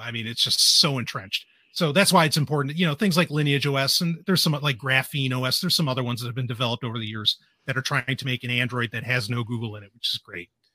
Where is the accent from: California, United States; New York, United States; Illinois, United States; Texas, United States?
New York, United States; New York City; moved away; also born or lived in New Hampshire; I grew up in Queens